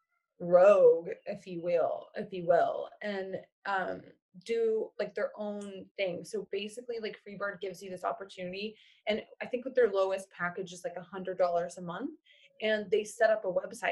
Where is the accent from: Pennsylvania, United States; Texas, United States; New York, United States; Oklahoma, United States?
Oklahoma, United States; moved away as an adult; now in Portland, United States; I'm originally from Oklahoma, and then I moved to Oklahoma City